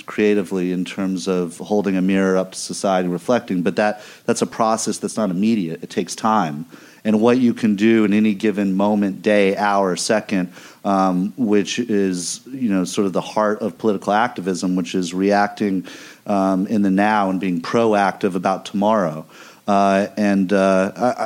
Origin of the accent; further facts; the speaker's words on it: Missouri, United States; moved away; I grew up in the part of the country that elected this guy